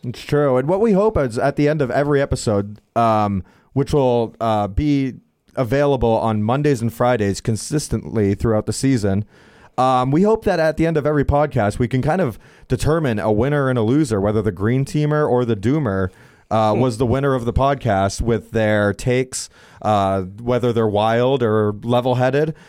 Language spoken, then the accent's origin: English; New Hampshire, United States; I grew up in New Hampshire